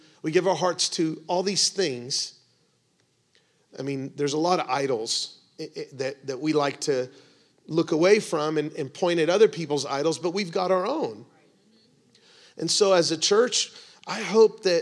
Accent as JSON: {"language": "English", "country": "United States", "said": "we have as American evangelical Christians"}